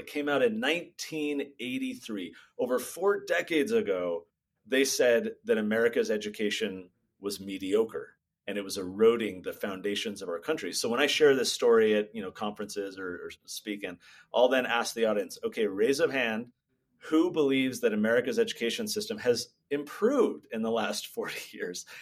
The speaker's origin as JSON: {"language": "English", "region": "California", "country": "United States", "tie": "born or raised there", "said": "I grew up in California"}